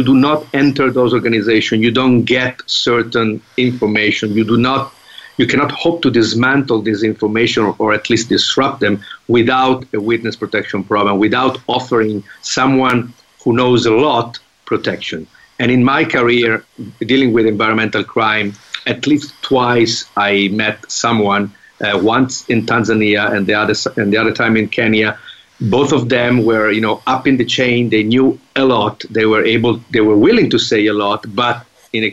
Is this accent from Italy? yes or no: yes; Italy; I come from Italy.